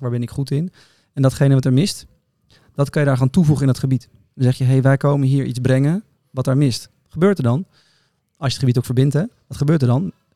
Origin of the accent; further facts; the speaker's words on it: Netherlands; Wij zijn kritisch als Nederlanders